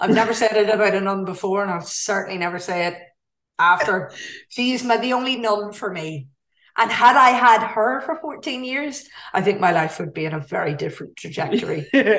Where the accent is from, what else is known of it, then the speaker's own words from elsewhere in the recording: Ireland; one of the things I love most about being Irish, and particularly being Irish Catholic and working class, probably, I think that probably is a, and come from a small community, is how we treat death.